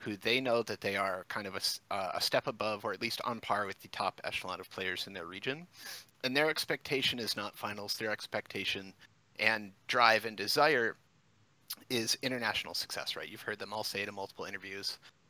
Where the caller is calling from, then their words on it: Flint, Michigan, United States; Flint, Michigan, my man.